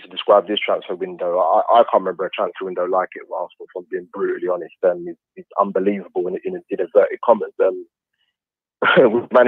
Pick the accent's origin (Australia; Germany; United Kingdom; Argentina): United Kingdom; London; now in Romford, United Kingdom; I'm originally South East London